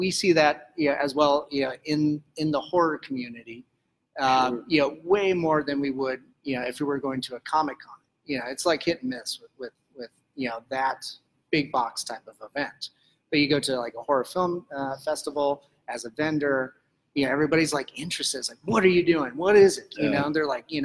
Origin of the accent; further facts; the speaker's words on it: rural Colorado, United States; I grew up in rural Colorado